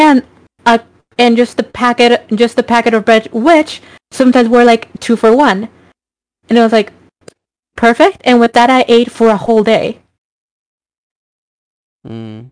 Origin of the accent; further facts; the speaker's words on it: Mexico; moved away as an adult; now in Canada; I'm originally from Mexico